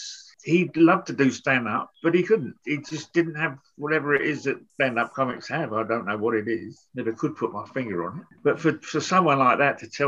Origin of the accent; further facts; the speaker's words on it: London, United Kingdom; accent: Cockney; I'm from East Ham originally, or Newham as it is now